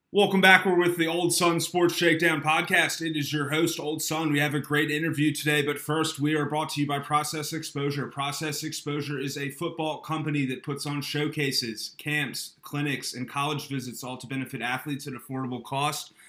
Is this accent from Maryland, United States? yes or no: yes; Eastern Shore of Maryland, United States; I grew up on the Eastern Shore of Maryland.